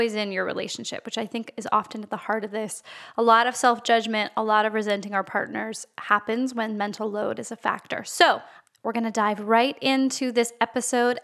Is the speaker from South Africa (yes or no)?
no; Canada; even though I'm Canadian, my French is not good.